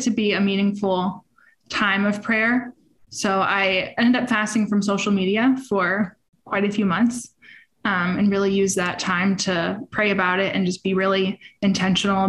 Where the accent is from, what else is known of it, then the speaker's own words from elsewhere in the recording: Lake Worth, Florida, United States; I'm from the other side of the country, in Lake Worth, Florida.